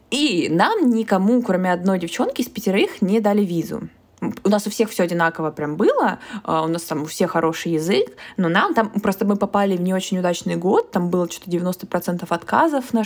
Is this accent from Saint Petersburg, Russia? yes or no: no; Krasnodar, Krasnodar Krai, Russia; Ну мы еще типа из Краснодара